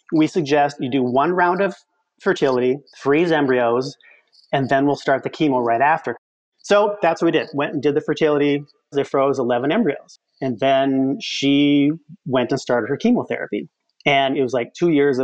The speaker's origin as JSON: {"language": "English", "region": "Midwest", "country": "United States", "said": "I'm from the Midwest"}